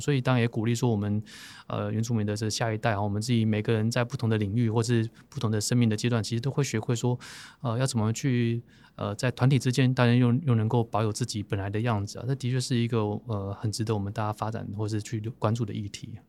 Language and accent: Chinese; Taipei, Taiwan; 我们在都会区出生啊，长大啊